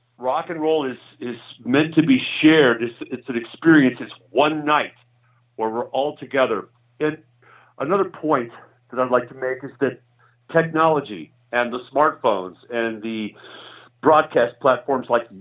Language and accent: English; Georgia, United States; now in Sioux Falls, United States; I was born in the South. I was born in Georgia. I'm a hillbilly at heart